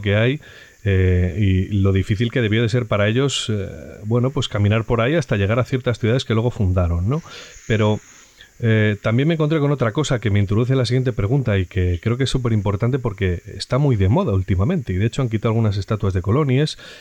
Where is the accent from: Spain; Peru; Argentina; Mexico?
Spain